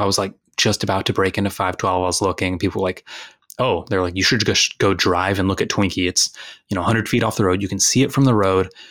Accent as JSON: {"language": "English", "region": "Texas", "country": "United States", "moved": "yes", "said": "I'm from Texas"}